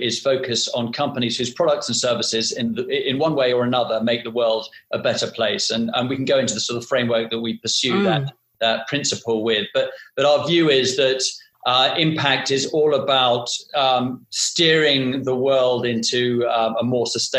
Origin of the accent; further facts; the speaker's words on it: United Kingdom; now in London, United Kingdom; us being British and based in London